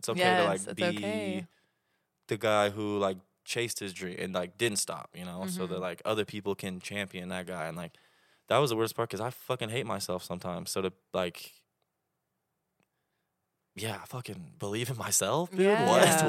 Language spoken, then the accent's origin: English; Oklahoma, United States; Well, I'm from Oklahoma.